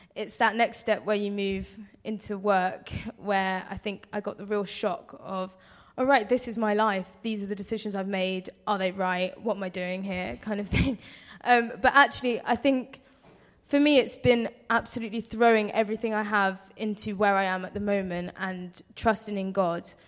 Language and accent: English; London, United Kingdom; moved away as an adult; now in Blackpool, United Kingdom; I'm from London